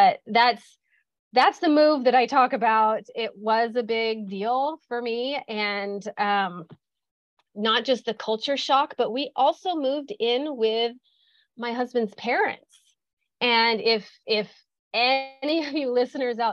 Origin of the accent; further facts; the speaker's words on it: Midwest, United States; moved away as an adult; now in California, United States; I grew up in the Midwest. I am a farm girl